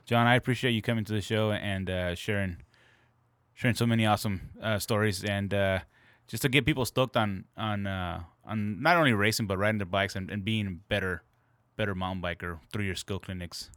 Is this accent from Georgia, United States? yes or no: no; Santa Ana, California, United States; I grew up in Santa Ana